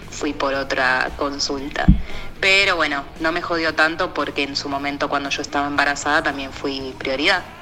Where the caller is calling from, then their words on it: Córdoba, Argentina; hola chicos de la máquina cebado desde acá de Córdoba